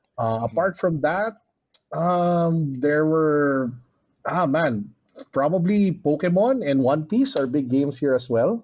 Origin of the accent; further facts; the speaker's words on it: Philippines; we Filipinos are just genuinely warm and hospitable